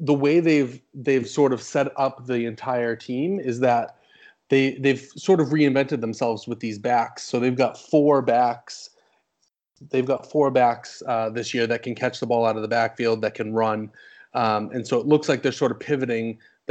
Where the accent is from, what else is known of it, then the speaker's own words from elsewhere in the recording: New England, just outside of Boston, Massachusetts, United States; born and raised in New England, just outside of Boston